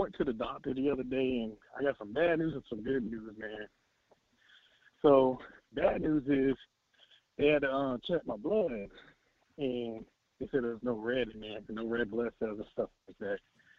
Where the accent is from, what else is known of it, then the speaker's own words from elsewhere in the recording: Florida, United States; I'm from Florida.